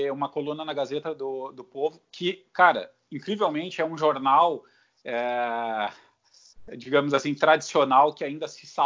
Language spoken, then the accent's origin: Portuguese; Porto Alegre, Rio Grande do Sul, Brazil; E, e, sou da Bom Jesus, vi, vivia aqui no que poderia ser chamado favela